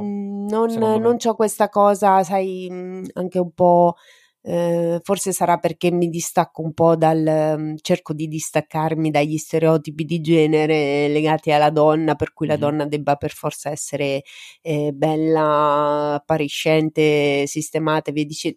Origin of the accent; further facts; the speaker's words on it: Rome, Lazio, Italy; now in Marche, Italy; io sono nata a Roma